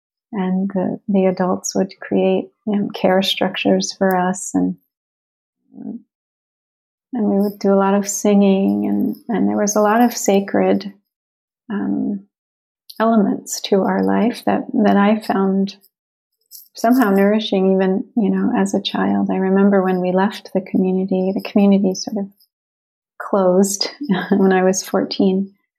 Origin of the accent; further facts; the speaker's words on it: Chicago, Illinois, United States; born there; I was born in Chicago to an interracial family.